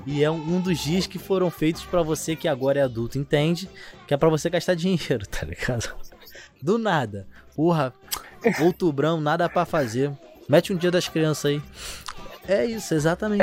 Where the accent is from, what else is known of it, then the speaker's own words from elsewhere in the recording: São Gonçalo, Rio de Janeiro, Brazil; Carioca, não sou carioca, não, tá ligado? Sou gonçalense